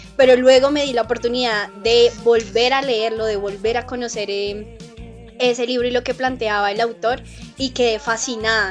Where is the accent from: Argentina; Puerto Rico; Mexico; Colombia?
Colombia